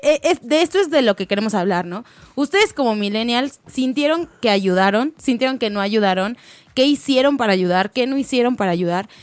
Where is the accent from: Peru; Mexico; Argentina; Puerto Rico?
Mexico; Mexico City; somos de la Ciudad de México